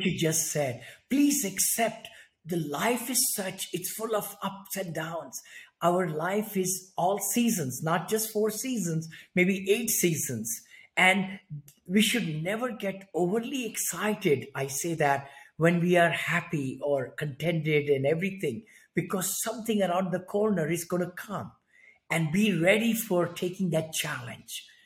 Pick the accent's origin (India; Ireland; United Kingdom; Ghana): India; moved away as an adult; also born or lived in San Francisco area, United States; now in San Francisco, United States; I'm from India originally. I grew up there in a very small one bedroom apartment